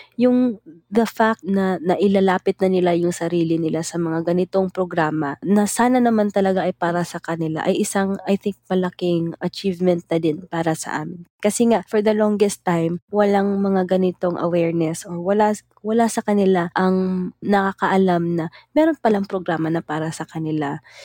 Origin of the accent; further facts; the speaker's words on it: Cagayan de Oro, Northern Mindanao, Philippines; Mula ako sa Cagayan de Oro